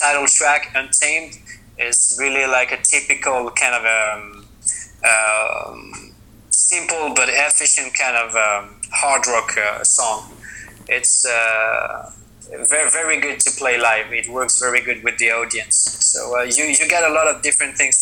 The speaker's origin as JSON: {"language": "English", "country": "France", "moved": "as an adult", "lives_now": "Sweden", "said": "we are from France, but I moved away like 7 years ago, and now I live in Sweden."}